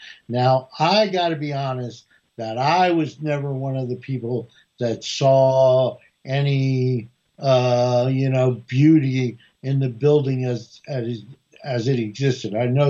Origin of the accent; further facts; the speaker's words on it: Newark, New Jersey, United States; now in Washington, D.C., United States; I'm from Newark, New Jersey